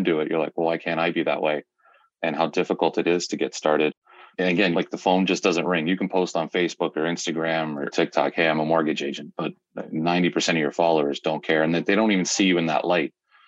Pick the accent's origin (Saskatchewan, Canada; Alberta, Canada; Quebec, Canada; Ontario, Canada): Ontario, Canada; Hamilton; also born or lived in Ancaster, Ontario; born and raised in Hamilton, Ontario, currently living in Ancaster with my beautiful wife and two children